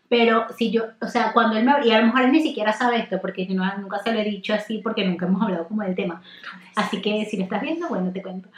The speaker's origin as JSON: {"language": "Spanish", "town": "Maracaibo", "region": "Zulia", "country": "Venezuela", "said": "yo soy de Maracaibo"}